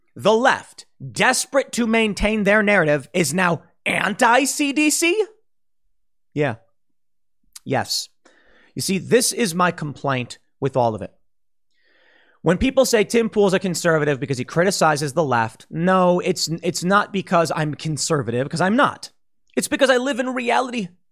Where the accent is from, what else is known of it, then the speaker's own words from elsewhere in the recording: Chicago, Illinois, United States; growing up in Chicago